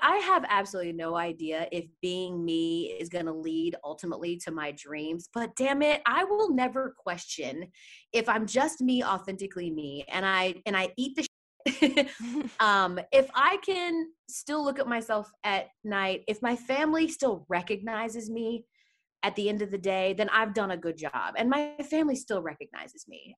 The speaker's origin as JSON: {"language": "English", "town": "Atlanta", "region": "Georgia", "country": "United States", "tie": "born or raised there", "moved": "yes", "said": "in Atlanta, my hometown"}